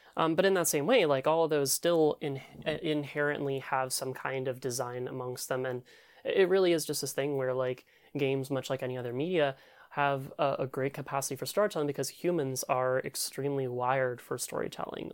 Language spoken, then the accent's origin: English; Louisville, Kentucky, United States; I grew up in Louisville, Kentucky